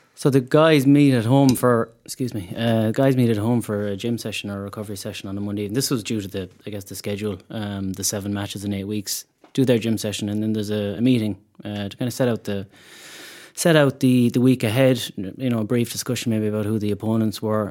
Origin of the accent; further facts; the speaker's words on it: Mayo, Connacht, Ireland; moved away as an adult; now in Dublin, Ireland; we are from Mayo